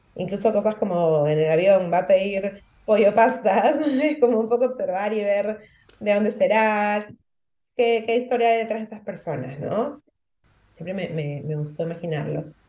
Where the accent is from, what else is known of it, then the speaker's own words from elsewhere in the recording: Peru; now in Gran Canaria, Spain; soy peruana, nací en Perú y actualmente vivo en Gran Canaria